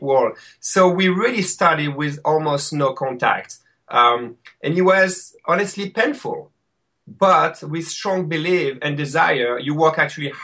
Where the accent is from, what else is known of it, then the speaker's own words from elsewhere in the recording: France; accent: French; English is a second language; moved away as an adult; now in Rochester, New York, United States; my French accent